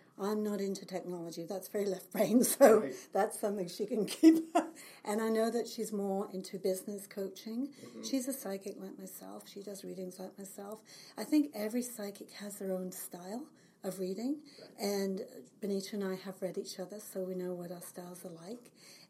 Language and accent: English; England, United Kingdom; moved away as an adult; now in Kelowna, Canada; Well, I've lived in the Lower Mainland for 35 years. I came from England when I was 30.